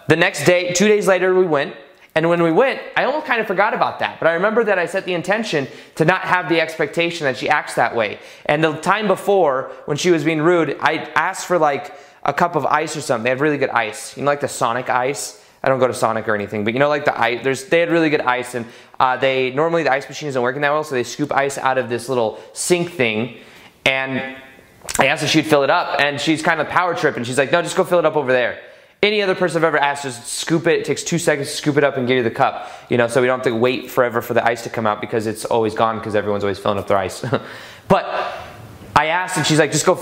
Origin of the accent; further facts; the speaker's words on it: Las Vegas, Nevada, United States; We're from Vegas. I'm from Vegas